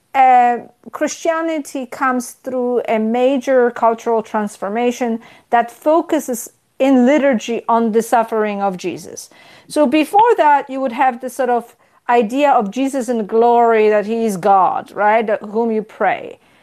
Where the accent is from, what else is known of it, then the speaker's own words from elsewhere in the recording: Poland; moved away as an adult; also born or lived in Israel; now in United States; I grew up in Poland, in communist Poland